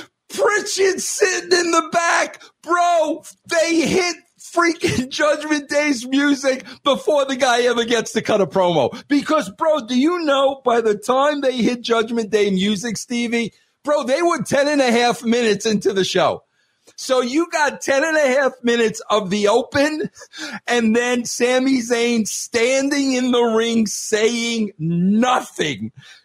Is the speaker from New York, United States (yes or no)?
yes; New York, United States; moved away as an adult; now in Colorado, United States; I was raised in New York. I've been in Colorado for 15 years.